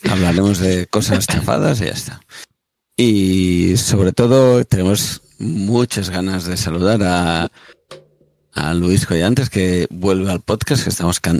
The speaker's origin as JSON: {"language": "Spanish", "region": "Catalonia", "country": "Spain", "said": "Vamos a, vamos a intentarlo, como catalán que soy."}